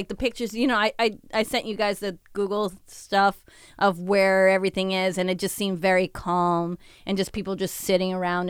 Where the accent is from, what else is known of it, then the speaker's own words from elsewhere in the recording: Mexico; moved away; also born or lived in South America; when I grew up in Mexico.